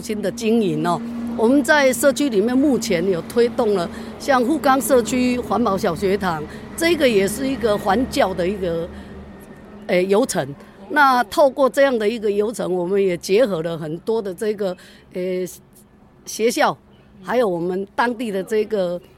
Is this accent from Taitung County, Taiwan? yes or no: yes; Taitung City, Taitung County, Taiwan; 我在这里长大，今年六十几了，嘿，那对整个富冈可以说也算了若指掌。